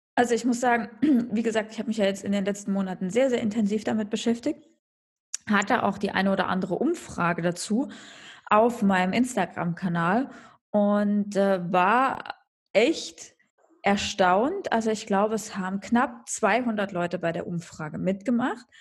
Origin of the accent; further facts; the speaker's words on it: eastern Germany, Germany; moved away as an adult; now in Munich, Germany; aus den neuen Bundesländern, ja, aus, aus meiner Heimat sozusagen